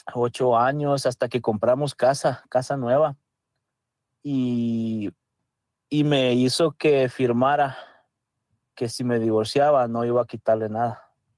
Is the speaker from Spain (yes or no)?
no; El Salvador; first language Spanish; now in United States; yo soy de El Salvador